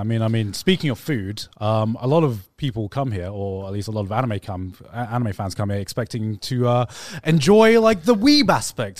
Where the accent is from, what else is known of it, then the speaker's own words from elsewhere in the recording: England, United Kingdom; now in Japan; I'm from England as well